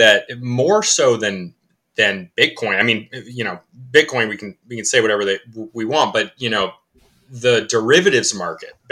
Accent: Connecticut, United States; I'm from Connecticut, it's very education heavy.

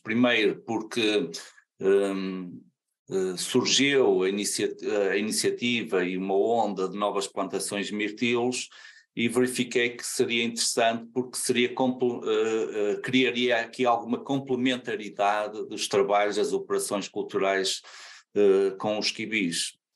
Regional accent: Santa Maria da Feira, North, Portugal; sou de Santa Maria da Feira

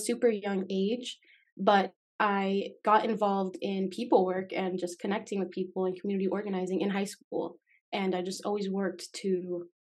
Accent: Las Vegas, Nevada, United States; moved away as an adult; also born or lived in Miami, Florida; now in Oregon, United States; And then I moved to Las Vegas where I lived for about 11.

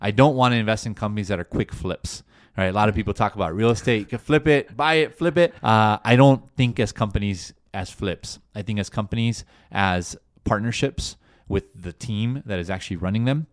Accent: Los Angeles, California, United States; first language Spanish; English is a second language; I'm from LA. I was born and raised here in the States

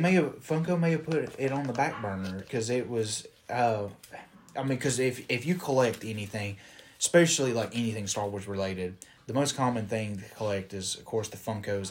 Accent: Alabama, United States; From Alabama. Or I'm from, we both live in Alabama.

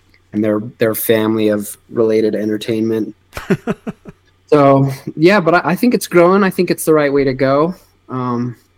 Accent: Colorado Springs, Colorado, United States; also born or lived in Utah / Southern California / Alaska / Portland, Oregon; I'm from Colorado Springs, born and raised

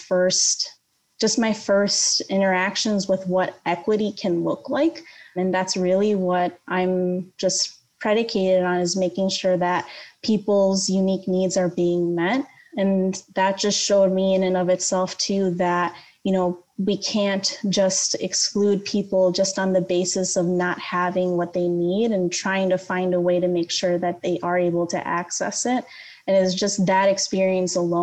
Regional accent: Skokie, Illinois, United States; now in Aurora, United States; I grew up in the Skokie area. That is where I call home, even though my parents don't live there anymore

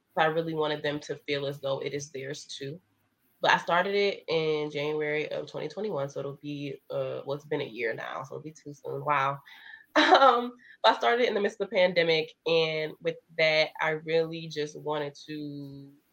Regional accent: Indiana, United States; also born or lived in Michigan; growing up in Indiana, which I wasn't born in Indiana, I was born in Michigan

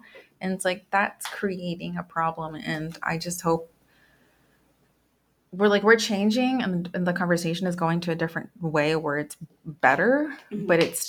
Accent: Guadalajara, Jalisco, Mexico; I've been told before that some people can tell that I'm from Guadalajara because of my complexion and my eye color.

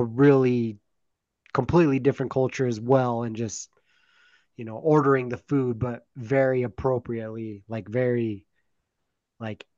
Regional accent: Aberdeen, Idaho, United States; now in Idaho Falls, United States; growing up in Aberdeen

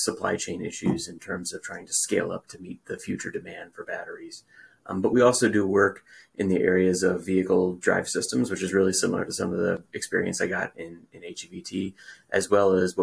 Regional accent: Richmond, Virginia, United States; I grew up in Richmond, Virginia

